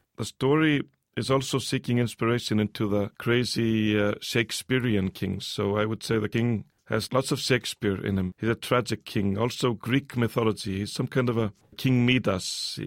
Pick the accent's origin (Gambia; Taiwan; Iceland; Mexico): Iceland; also born or lived in United States; I came to Iceland also with maybe a fresh set of eyes